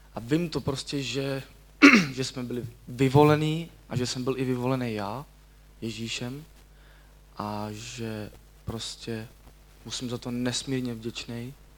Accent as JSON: {"language": "Czech", "town": "Děčín", "region": "Ústí nad Labem Region", "country": "Czechia", "said": "pocházím z Děčína"}